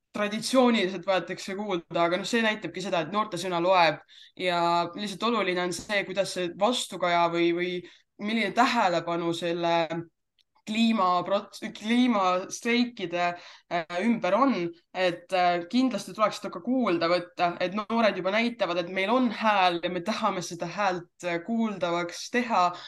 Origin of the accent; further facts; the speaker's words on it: Jõhvi, Ida-Viru County, Estonia; mina olen pärit tegelikult Jõhvist